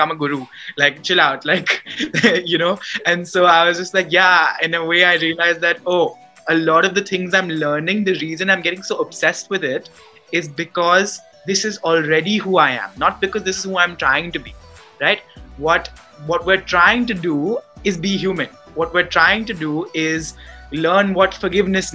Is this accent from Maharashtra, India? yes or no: yes; Mumbai, Maharashtra, India; moved away as an adult; also born or lived in Boston, United States; I had just gone from being someone who was born and brought up in Bombay, who had never lived anywhere else, to living in the US, in Boston